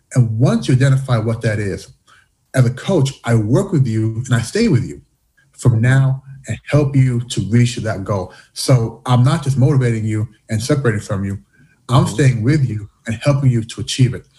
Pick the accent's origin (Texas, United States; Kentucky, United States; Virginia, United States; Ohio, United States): Kentucky, United States; Louisville; born or raised there; moved away as an adult; also born or lived in Canada / Washington, D.C.; now in Shanghai, China